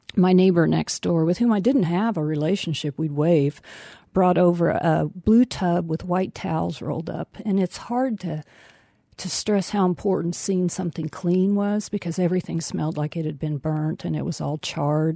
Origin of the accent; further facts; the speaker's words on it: Tornado Alley, United States; now in Marlborough, United States; I grew up in Tornado Alley.